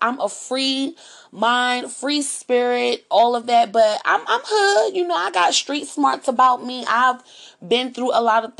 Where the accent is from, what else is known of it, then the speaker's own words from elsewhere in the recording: Montgomery County, Maryland, United States; moved away as an adult; now in Washington, D.C., United States; I grew up in Montgomery County, I went to school out there, and then I went to college, and then I came back to the city